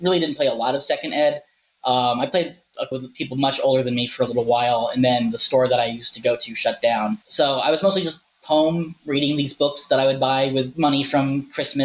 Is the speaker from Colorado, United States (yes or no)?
no; Ohio, United States; moved away; also born or lived in Arizona; I moved from Ohio, which is where I'm originally from, to Arizona in about 2008